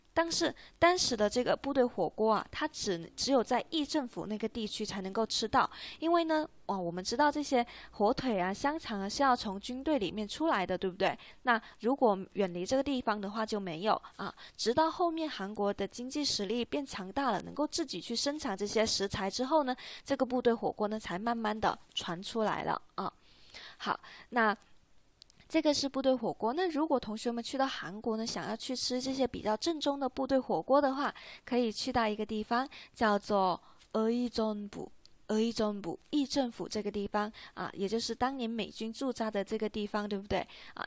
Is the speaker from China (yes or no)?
yes; China; 像我们中国人